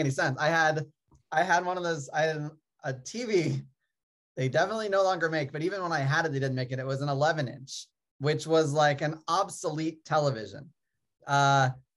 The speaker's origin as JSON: {"language": "English", "region": "Maryland", "country": "United States", "tie": "born or raised there", "also_born_or_lived": "Syracuse, New York", "moved": "as an adult", "said": "I grew up in Maryland. Outside of DC"}